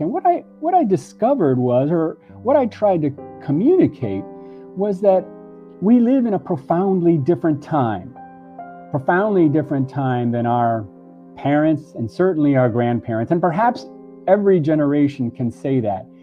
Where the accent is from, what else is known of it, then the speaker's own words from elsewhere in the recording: Miami, Florida, United States; also born or lived in Puerto Rico; in Miami, where I grew up